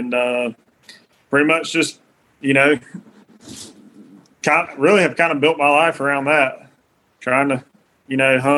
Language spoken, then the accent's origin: English; Middle Georgia, United States; I'm from Middle Georgia